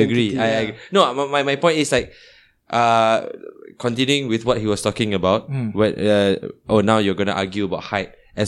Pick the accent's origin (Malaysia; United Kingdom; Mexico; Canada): Malaysia; Penang; Growing up in Penang, being a Malay guy, growing up in Penang, right?